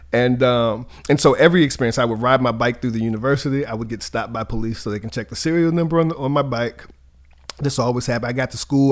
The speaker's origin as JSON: {"language": "English", "town": "Charlottesville", "region": "Virginia", "country": "United States", "said": "I'm from Charlottesville, Virginia."}